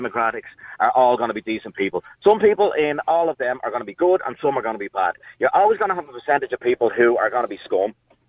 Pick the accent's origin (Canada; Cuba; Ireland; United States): Ireland; Dublin, Leinster; when I was growing up in Dublin